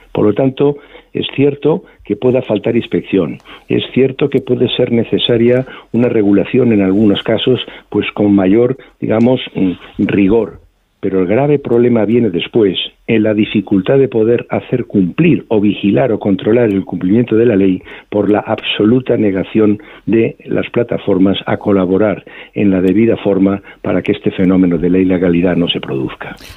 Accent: Spain; somos los españoles viajando por España

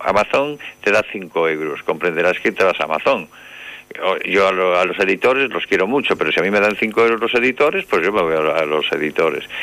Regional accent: Santiago de Compostela, Galicia, Spain; moved away as an adult; now in Paredes de Nava, Spain; de Santiago. Y me dicen, de Chile. Y digo, no, hombre, no, de Compostela.

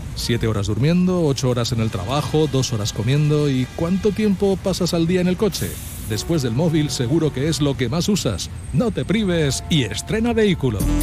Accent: Valencian Community, Spain; valencianos también todo lo acabamos con una buena cena

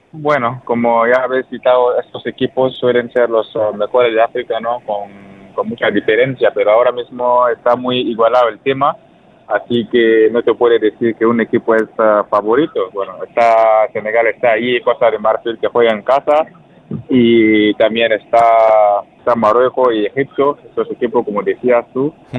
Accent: Burkina Faso; now in Logroño, Spain; yo soy uno de los capitanes de las selección de Burkina ahora

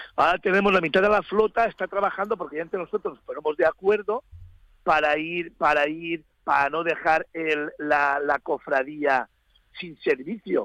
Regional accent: Spain; somos nosotros, los españoles

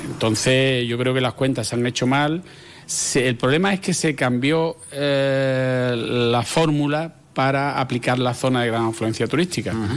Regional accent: Jerez de la Frontera, Andalusia, Spain; Nosotros somos ciudadanos de Jerez

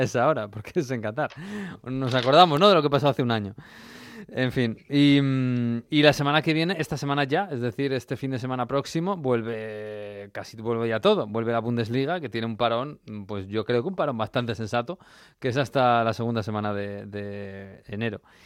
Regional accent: Spain; con España, con el país nuestro

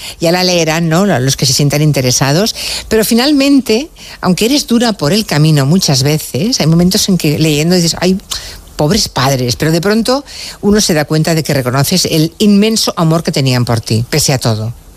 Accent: Galicia, Spain; yo que nací en Galicia soy gallega

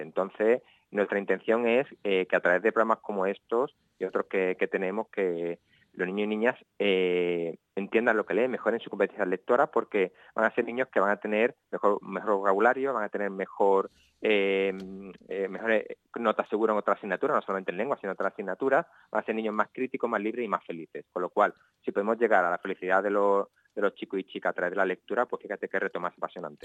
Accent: Cádiz, Andalusia, Spain; soy un gaditano un poco atípico

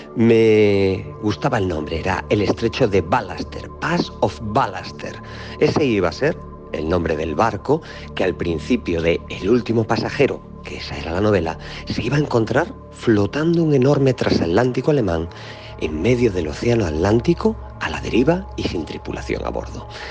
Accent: Galicia, Spain; soy gallego

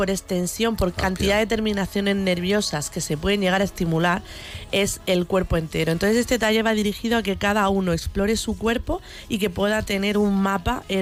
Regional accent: Cieza, Region of Murcia, Spain; mis padres son de Cieza, yo soy murciana, pero yo me considero cizana

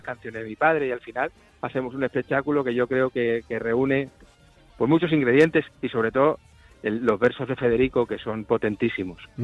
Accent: Andalusia, Spain; moved away; also born or lived in Madrid; yo tengo el corazón andaluz, porque yo me he criado ahí en, en Andalucía, aunque soy de Madrid, pero yo me he criado ahí.

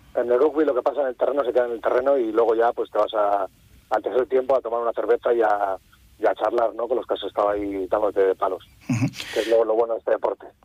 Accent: Cantabria, Spain; en mi tierra y ante todos familiares y amigos

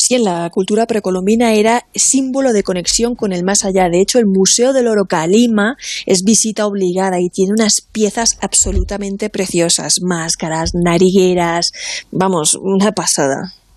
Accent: Alicante, Valencian Community, Spain; moved away; unas fotos de Alicante, de mi tierra

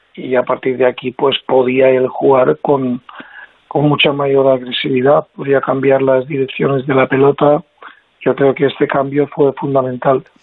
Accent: Mallorca, Balearic Islands, Spain; yo me siento español, y me siento de Baleares, de Mallorca

